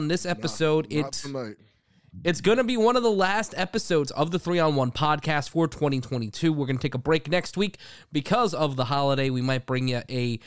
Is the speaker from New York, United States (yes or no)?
yes; New York City, New York, United States; I'm from Brooklyn